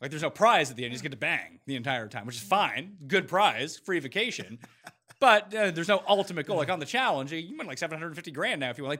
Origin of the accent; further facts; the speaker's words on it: Canada; I'm Canadian.